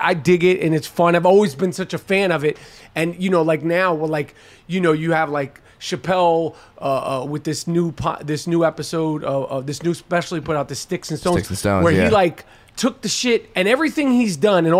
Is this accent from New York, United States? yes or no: yes; New York City, New York, United States; That's my hometown.